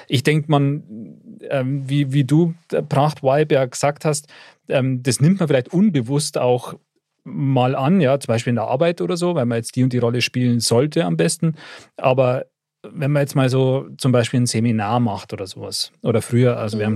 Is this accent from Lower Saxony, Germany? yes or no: no; Upper Bavaria, Germany; ich als Oberbayer